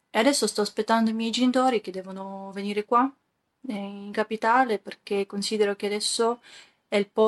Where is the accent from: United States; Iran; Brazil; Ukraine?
Ukraine; Italian is a second language; Sono ucraina. Abito in centro di Kiev.